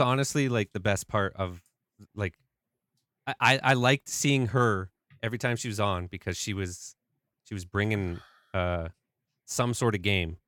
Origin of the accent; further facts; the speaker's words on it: Canada; I'm Canadian